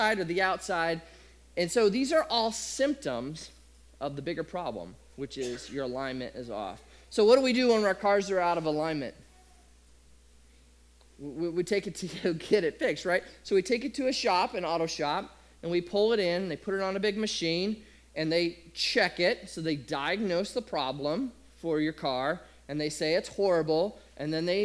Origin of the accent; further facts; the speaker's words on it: Nebraska, United States; I grew up in Nebraska